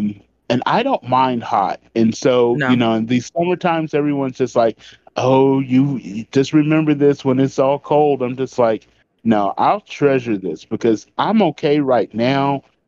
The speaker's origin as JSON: {"language": "English", "town": "Midland", "region": "Texas", "country": "United States", "tie": "born or raised there", "also_born_or_lived": "San Angelo, Texas / Dallas, Texas", "said": "Born and raised here in Texas. I've traveled all over the country."}